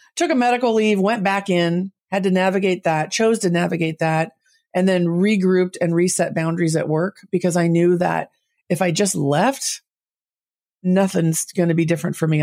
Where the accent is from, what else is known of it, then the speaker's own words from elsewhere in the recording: Southern California, United States; also born or lived in San Jose, California; I grew up in Southern California